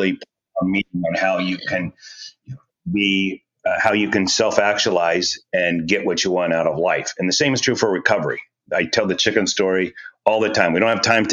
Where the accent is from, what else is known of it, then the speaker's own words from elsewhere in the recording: rural Missouri, United States; I grew up on a pork farm, which is a sophisticated way of saying we raised pigs in rural Missouri